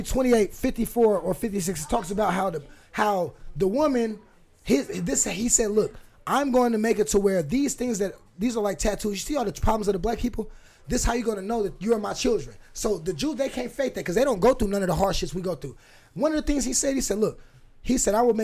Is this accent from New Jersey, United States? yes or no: no; Fresno, California, United States; now in Portland, United States; When I was a kid growing up in Fresno, California